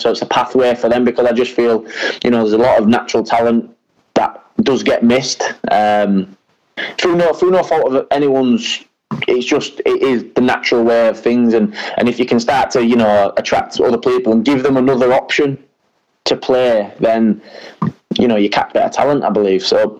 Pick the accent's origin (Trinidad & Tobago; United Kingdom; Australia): United Kingdom; England; Now, obviously, I'm also British and I'm English, and if that opportunity ever came about, I'd have to seriously consider that as well.